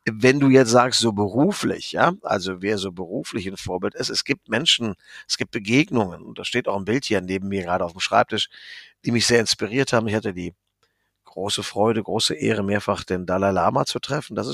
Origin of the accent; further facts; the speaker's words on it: Rhineland, Germany; Ich bin Rheinländer, wie du weißt. Und äh, wir sind ja hier sowieso die Kalifornier Deutschlands.